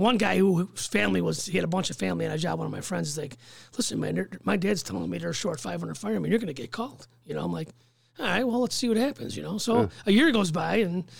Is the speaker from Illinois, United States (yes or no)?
yes; Chicago, Illinois, United States; I grew up on 50th and Union.